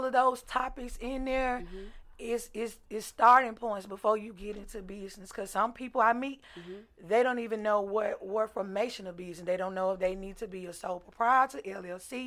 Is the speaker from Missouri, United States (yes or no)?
no; Shelby, Mississippi, United States; moved away; I'm from Shelby.